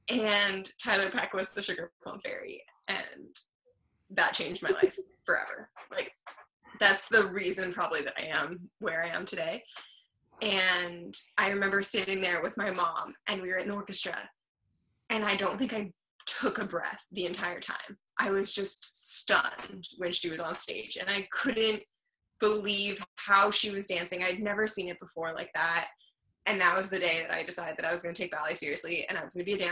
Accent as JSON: {"language": "English", "region": "southern France", "country": "France", "tie": "born or raised there", "also_born_or_lived": "Luxembourg", "moved": "yes", "said": "I was born in Luxembourg, and I grew up in the south of France"}